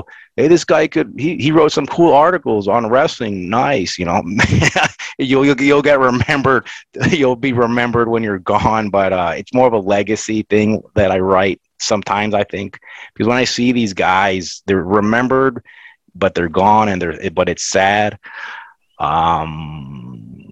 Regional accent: Florida, United States; I grew up in Florida

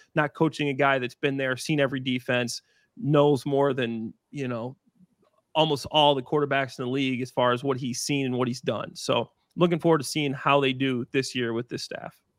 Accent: Waukegan, Illinois, United States; also born or lived in Dwight, Illinois / Libertyville, Illinois; now in Chicago, United States; I grew up in Waukegan before I moved down to, uh, Dwight, Illinois, which is more central Illinois

